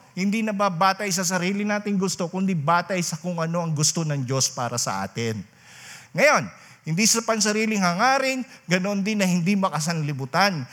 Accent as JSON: {"language": "Tagalog", "area": "Rinconada", "region": "Bicol Region", "country": "Philippines", "said": "doon sa amin sa Rinconada"}